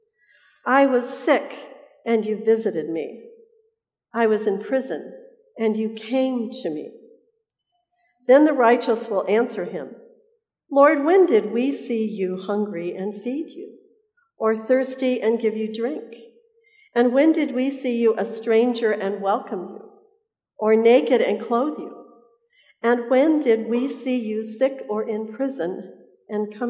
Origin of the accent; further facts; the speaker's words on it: Colorado, United States; now in Southern California, United States; I tell people I live in Southern California, but I am from Colorado